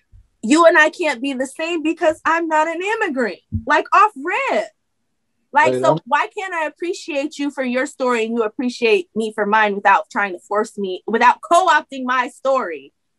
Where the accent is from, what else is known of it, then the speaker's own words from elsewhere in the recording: United States; And we're like 8, 9, 10 generations deep, but we're not American.